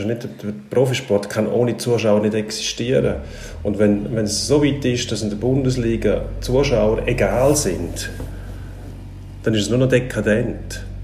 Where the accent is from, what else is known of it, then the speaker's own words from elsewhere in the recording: Switzerland; Bei uns in der Schweiz